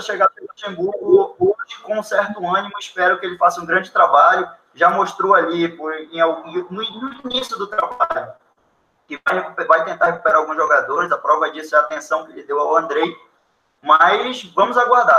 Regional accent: Macapá, Amapá, Brazil; Eu sou de Macapá, Mapá a capital, que é cortada pela linha do Equador

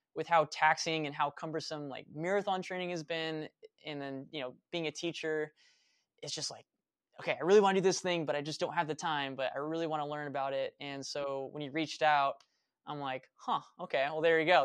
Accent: Vacaville, California, United States; moved away as an adult; also born or lived in Fairfield, California / Sacramento, California / Reno, Nevada / Flagstaff, Arizona; I was born in Fairfield, California, moved to Vacaville, uh, grew up there

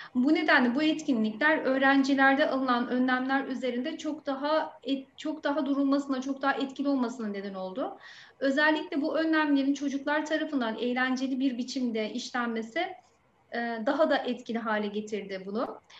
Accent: Aydın, Turkey; also born or lived in Şanlıurfa; Meslekteki yolculuğuma Şanlıurfa ilinde başlayıp memleketim olan Aydın'da devam ediyorum

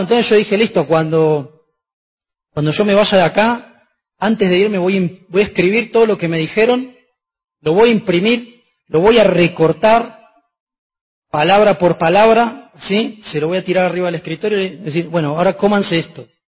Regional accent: Argentina

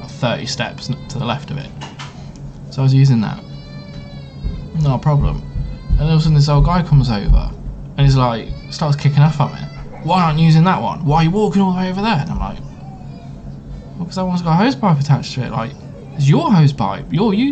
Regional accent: United Kingdom; We are British.

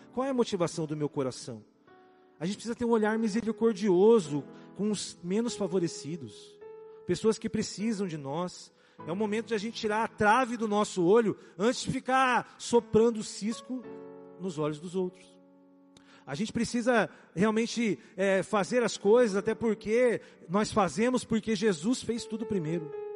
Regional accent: Brazil; nós somos brasileiros

